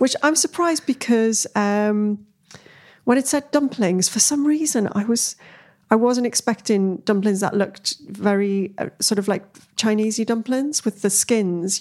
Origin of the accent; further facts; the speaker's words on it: Newcastle upon Tyne, North East England, United Kingdom; moved away; I came from Newcastle